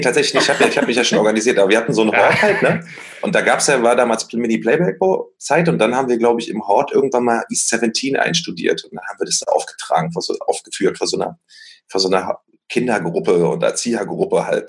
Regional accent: Berlin, Germany; ich bin ja in Berlin aufgewachsen

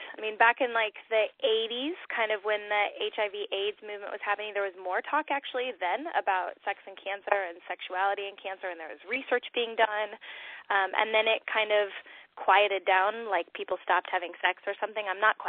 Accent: California, United States; I'll date myself by that, and also I came from Southern California, but I love that word, rad.

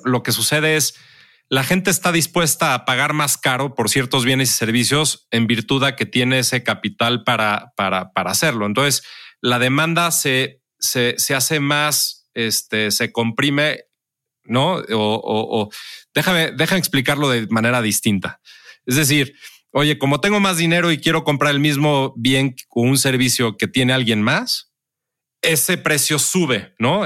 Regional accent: Mexico; como mexicano

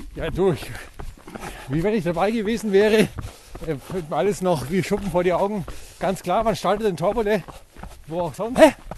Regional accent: Franconia, Bavaria, Germany; Bei uns in Franken

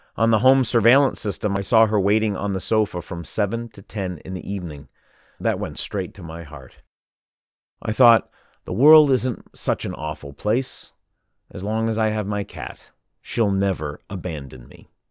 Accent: Sichuan, China; now in Shanghai, China; in my home province, Sichuan

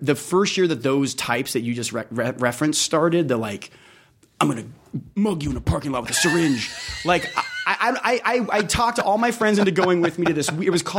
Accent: Las Vegas, Nevada, United States; I'm from Las Vegas, born and raised.

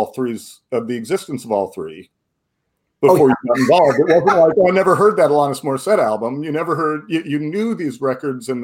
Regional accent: West Coast, United States; I grew up on the West Coast

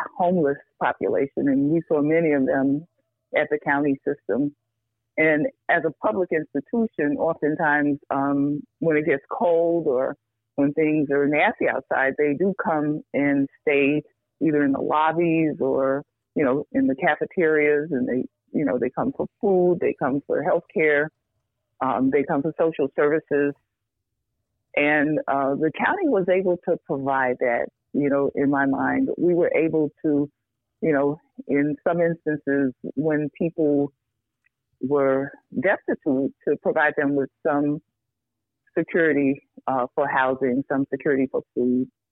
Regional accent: New York, United States; moved away as an adult; now in Chicago, United States; I grew up in New York, um, not in the best circumstances, but um, loved.

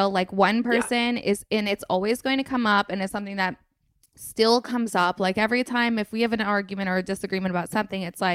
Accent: Vermont, United States; I grew up in Vermont.

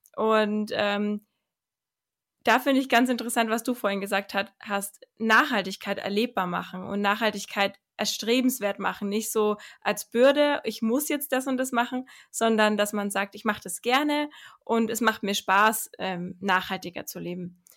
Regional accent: Germany; bei uns in Deutschland

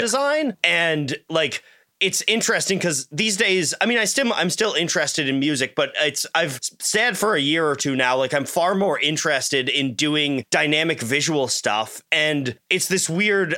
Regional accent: Canada; I'm Canadian

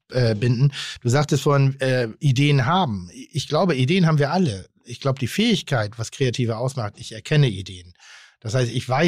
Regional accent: Pinneberg, Schleswig-Holstein, Germany; Ich komme jetzt nicht vom Dorf, aber ich komme aus Pinneberg. Und wir hatten ich sag mal, 25 coole Leute in meiner Altersgruppe.

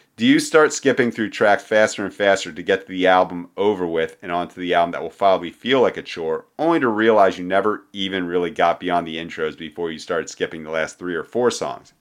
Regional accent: Philadelphia, Pennsylvania, United States; I grew up in Philadelphia in the nineteen nineties

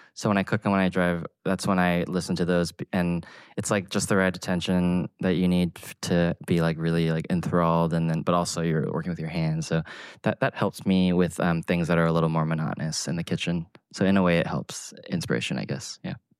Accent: Atlanta, Georgia, United States; moved away; a kid growing up in Atlanta

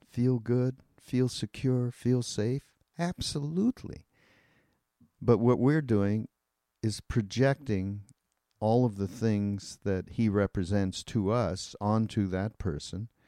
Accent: Canada; I'm well I'm Canadian and you're British.

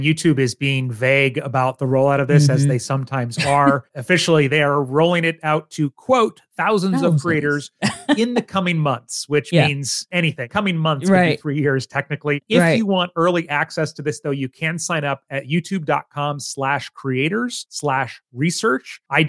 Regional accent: Japan; born there; since I was born in Japan, but do not speak Japanese

